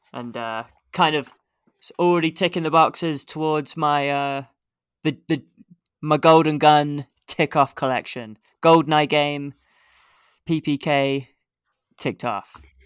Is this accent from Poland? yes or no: no; England, United Kingdom; now in Canada; being English